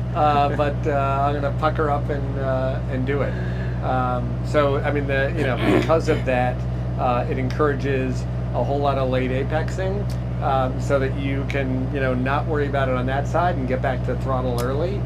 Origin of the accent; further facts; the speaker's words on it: Middleburg, Virginia, United States; Northern Virginia, uh, a little town called Middleburg